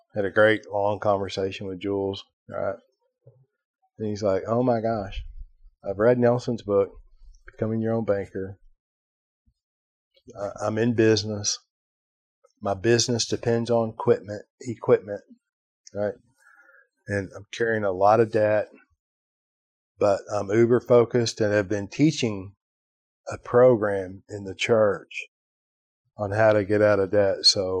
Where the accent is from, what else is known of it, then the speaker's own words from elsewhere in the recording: Ireland; You know, I'm Irish, right?